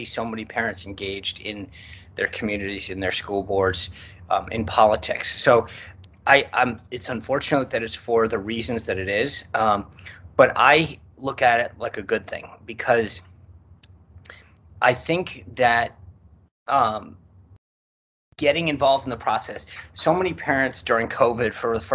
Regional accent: Rhode Island, United States; I grew up in Rhode Island

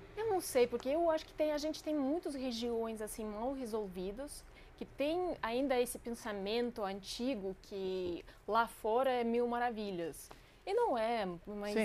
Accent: Crimea, Ukraine; Portuguese is a second language; also born or lived in Russia; now in Brazil; eu cresci na Crimeia, é uma, uma península no, no Mar Negro.

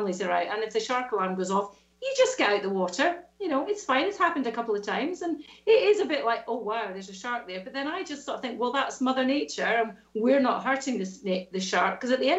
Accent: Scotland, United Kingdom; accent: Scottish; And I've never, ever lost my Scottish accent. Although if you speak to my mum or my brother, they sound slightly different to me. My accent is definitely softened unless I speak to them.

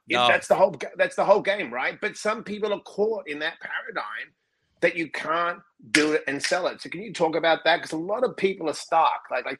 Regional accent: Australia; growing up in Australia, there's not an entrepreneurship mindset.

